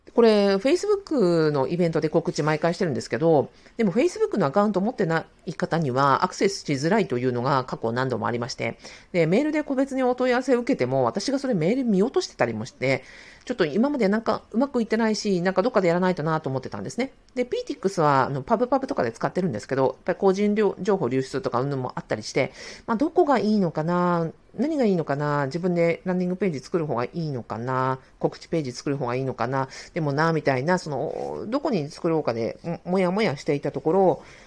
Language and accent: Japanese; Sapporo, Hokkaido, Japan; moved away; also born or lived in Kanto region; 当時一人暮らししていたあの関東地方から地元の札幌に戻